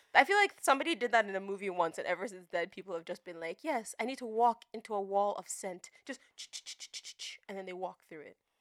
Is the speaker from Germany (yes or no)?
no; Nigeria; now in United States; growing up in Nigeria